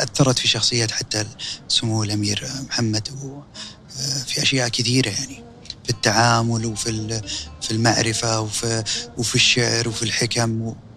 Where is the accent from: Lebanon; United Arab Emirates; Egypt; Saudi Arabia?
Saudi Arabia; كسعودي انا